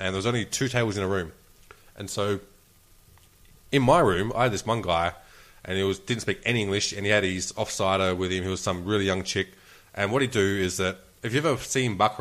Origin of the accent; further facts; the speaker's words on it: Australia; I'm Australian